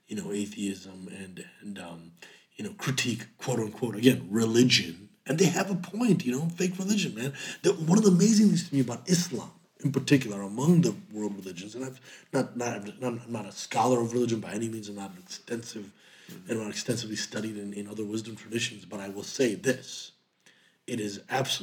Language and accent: English; United States; Our experience as American Muslims